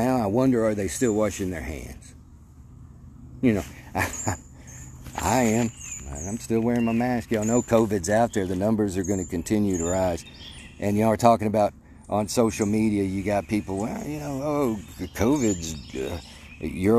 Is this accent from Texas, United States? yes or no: no; Mandeville, Arkansas, United States; I grew up in Mandeville, Arkansas